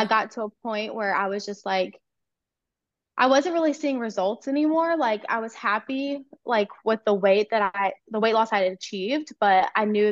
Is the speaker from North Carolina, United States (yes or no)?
yes; North Carolina, United States; I'm from North Carolina